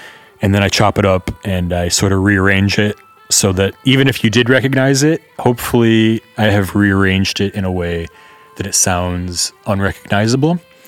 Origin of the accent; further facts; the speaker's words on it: San Francisco, California, United States; now in Netherlands; I'm coming from San Francisco, so it's not, San Francisco is not normal America, obviously. So I can compare living there to here, and it's kind of similar in a lot of ways.